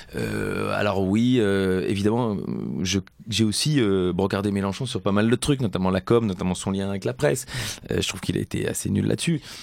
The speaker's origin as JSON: {"language": "French", "country": "Belgium"}